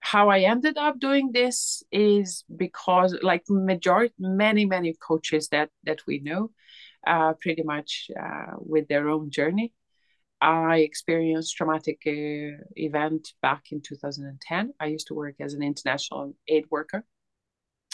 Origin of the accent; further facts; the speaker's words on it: Serbia; moved away as an adult; now in United Kingdom; I'm originally Serbian